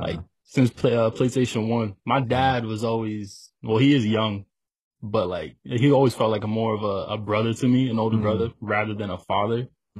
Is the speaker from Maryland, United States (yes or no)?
no; Jamesburg, New Jersey, United States; also born or lived in New York; a super small town, like no one's ever heard of it. It's right in the middle. It's called Jamesburg, New Jersey. It's not even like a mile long